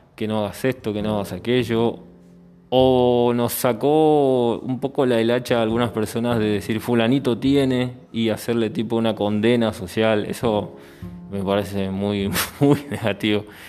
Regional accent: Argentina; moved away; yo al ser argentino siempre tengo el punto de comparación con mi país

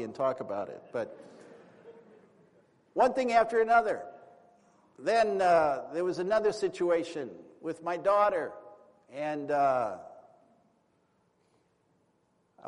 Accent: East Coast, United States; moved away; also born or lived in California / New York; I was from the East Coast

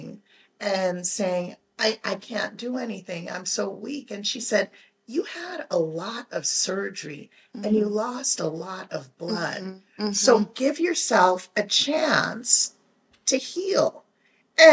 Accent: Jamaica; we're Jamaican, so it's tons of people and it's tons of food

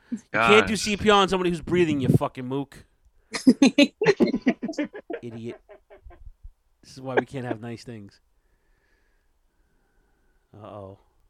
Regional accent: Ridgewood, United States; where I grew up in Ridgewood.

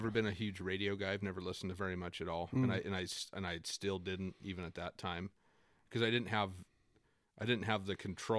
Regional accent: Okanagan, British Columbia, Canada; that's what it was like growing up in Okanagan with music, it felt like.

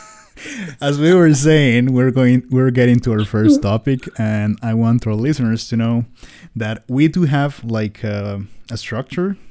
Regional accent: Costa Rica; I'm from Costa Rica

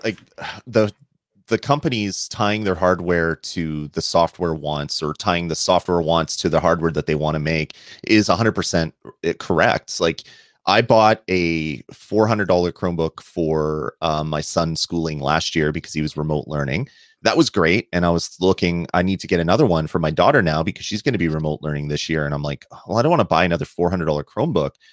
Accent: Canada; I'm Canadian

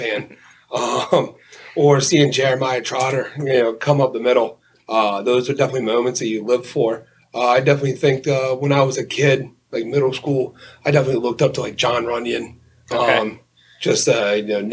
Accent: Collegeville, Pennsylvania, United States; growing up in Collegeville, big Philadelphia, everything fan.

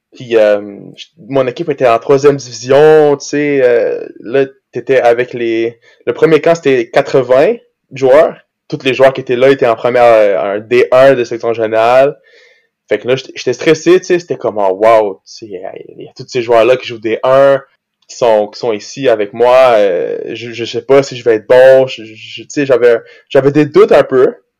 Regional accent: Brazil; moved away; quand j'étais jeune, j'habitais au Brésil

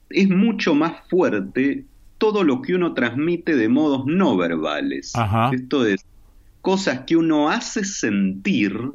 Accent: Israel; moved away; also born or lived in Argentina; que nosotros habíamos hecho una experiencia en los kibutzim israelíes antes de la dictadura, donde yo me crié, nací en Argentina, pero nos fuimos ahí.

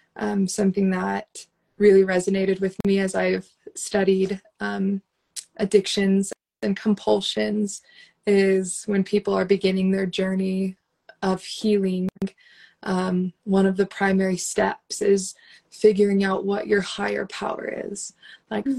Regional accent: Las Vegas, Nevada, United States; moved away as an adult; also born or lived in Utah / Guatemala; I was born and raised in Las Vegas

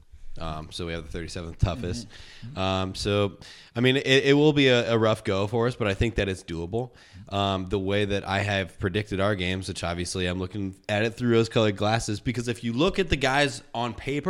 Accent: Peoria, Illinois, United States; I'm from Illinois

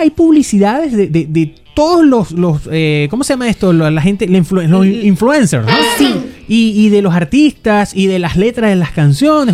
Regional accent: Venezuela; moved away; como buenos venezolanos que somos

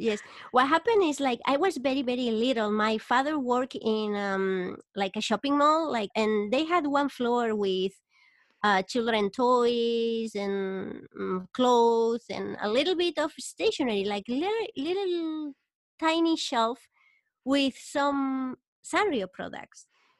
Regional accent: Barcelona, Catalonia, Spain; moved away as an adult; now in Yokohama, Japan; Okay, so I'm from Barcelona, from Spain.

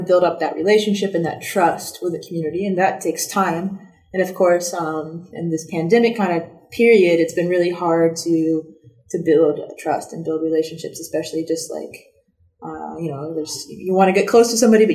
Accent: North Carolina, United States; also born or lived in Seattle, Washington / Madagascar; I'm from North Carolina

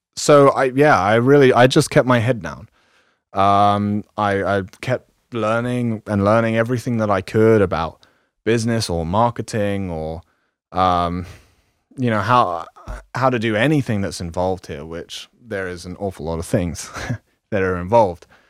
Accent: London, United Kingdom; moved away as an adult; I was born in London and lived in the kind of slums for, most of my life there.

